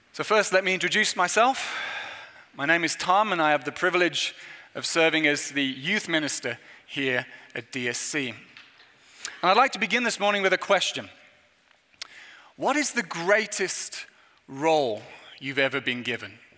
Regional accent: England, United Kingdom; moved away; as an Englishman

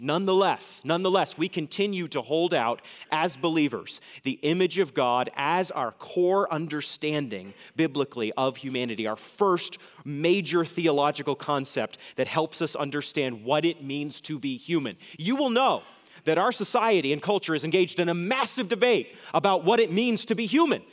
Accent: New England, United States; moved away; I'm from New England, and New England elites pride themselves in their excellent education. When I flew back with my fiance to New England

